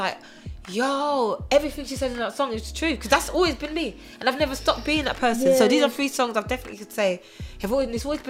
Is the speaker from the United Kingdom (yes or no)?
yes; England, United Kingdom; also born or lived in Germany; growing up in Germany is a big influence of hip hop and R&B and American army base. So a lot of any TV shows you saw were always American. When I come back to England, obviously, it was very British.